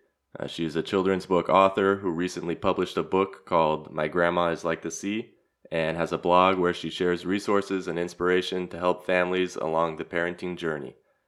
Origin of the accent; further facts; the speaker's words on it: Los Angeles, California, United States; moved away as an adult; now in Zagreb, Croatia; Born and raised in Los Angeles, I'm now living in Zagreb and studying the Croatian language.